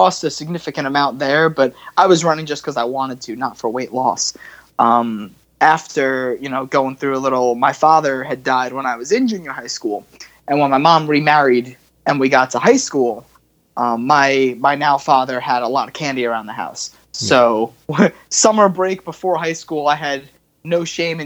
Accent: Long Island, New York, United States; also born or lived in Texas; now in South Carolina, United States; I grew up on Long Island

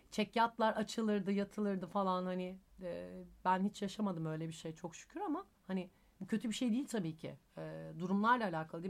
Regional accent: Izmir, Turkey; moved away; also born or lived in Thessaloniki (family origin)

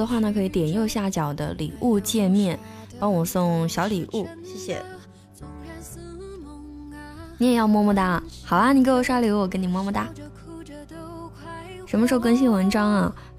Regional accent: Fujian, China; accent: southern; 我的普通话在福建人里面算很标准了。

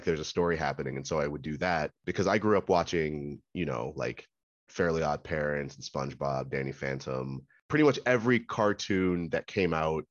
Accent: Maryland, United States; I'm from Maryland

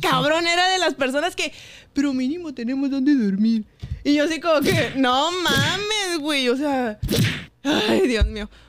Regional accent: Mexicali, Baja California, Mexico; Soy de Mexicali y del Valle

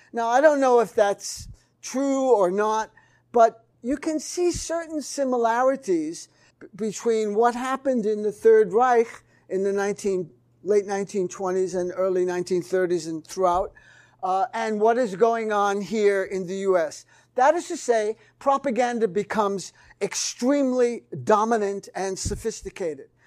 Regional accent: New York City, New York, United States; New York City, my hometown

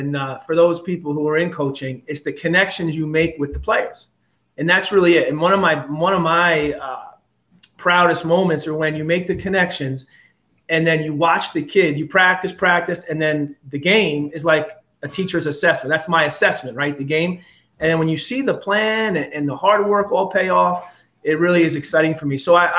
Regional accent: Middletown, New York, United States; also born or lived in Queens, New York / Otisville, New York; I pretty much have been a lifelong resident of Orange County. I mean, I was born in Queens, New York.

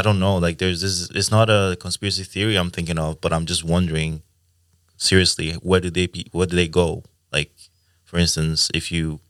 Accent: Nigeria; now in Sweden; I'm from Nigeria. So I was like, I'm also like coming from a more conservative.

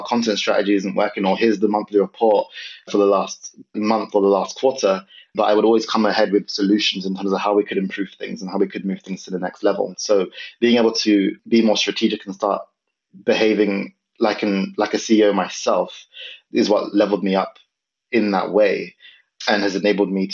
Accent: London, United Kingdom; moved away as an adult; also born or lived in north of England; I'm originally from London.

